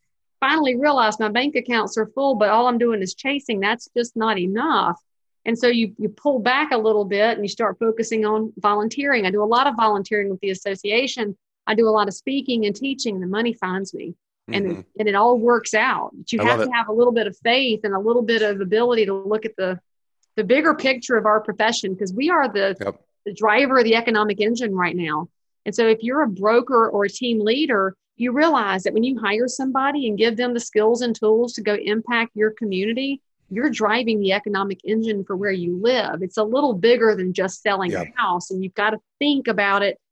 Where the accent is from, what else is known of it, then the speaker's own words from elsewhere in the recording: the South, United States; I'm a Southerner